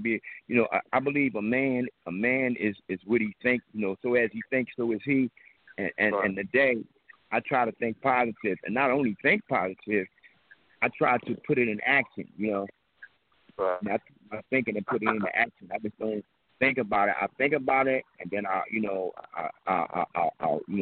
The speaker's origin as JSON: {"language": "English", "town": "Philadelphia", "region": "Pennsylvania", "country": "United States", "tie": "born or raised there", "said": "we come up from Hoop Street. And Hoop Street was a gang that we fought everybody in West Philadelphia."}